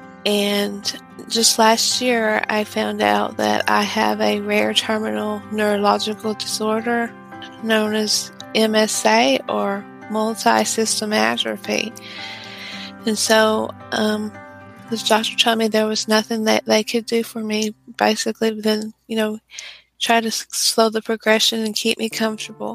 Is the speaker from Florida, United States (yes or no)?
no; Texas, United States; I'm from Texas in the United States